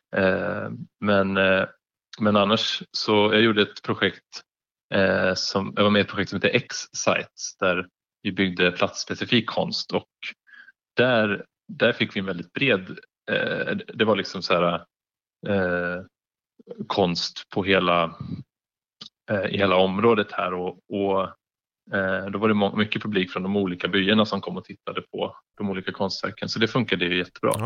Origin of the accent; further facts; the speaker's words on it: Järna, Stockholm County, Sweden; moved away; där jag kommer ifrån, i Järna utanför Stockholm